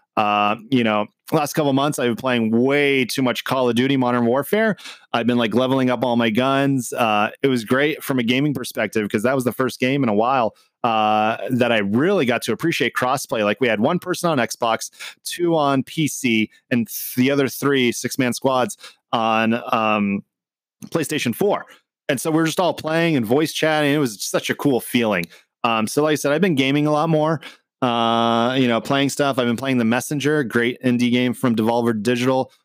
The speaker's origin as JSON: {"language": "English", "country": "Canada", "tie": "born or raised there", "also_born_or_lived": "Lebanon", "moved": "yes", "lives_now": "United States", "said": "I was born in Canada. I am a U S citizen now"}